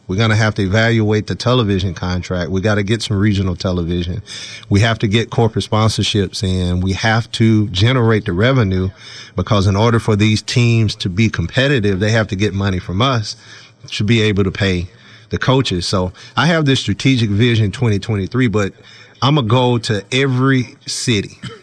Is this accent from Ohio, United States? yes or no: no; Mississippi, United States; moved away; I grew up in Mississippi